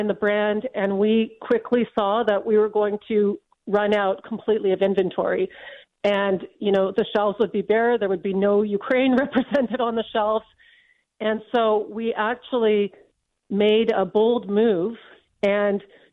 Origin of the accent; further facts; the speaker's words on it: London, United Kingdom; now in Canada; I was born in London.